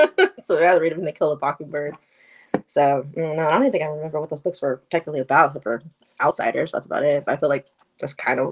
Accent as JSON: {"language": "English", "region": "Oklahoma", "country": "United States", "said": "I'm from Oklahoma"}